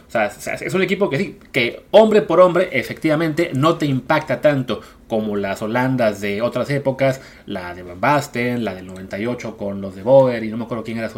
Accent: Mexico; uno como fan mexicano

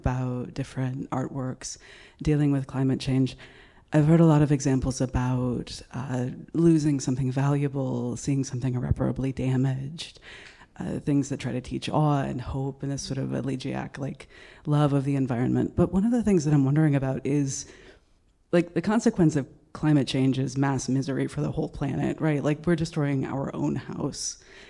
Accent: San Francisco, California, United States; now in Chicago, United States; I'm from San Francisco originally. I live in Chicago now.

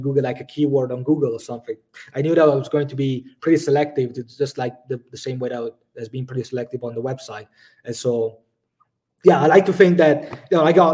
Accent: Italy; now in Budapest, Hungary; I live in Budapest currently, but like, I come from Italy

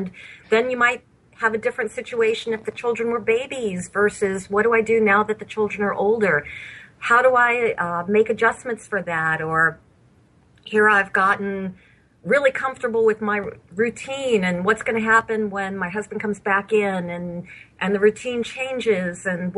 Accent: Bethesda, Maryland, United States; born there; My military background goes back to the day I was born in Bethesda Naval Hospital.

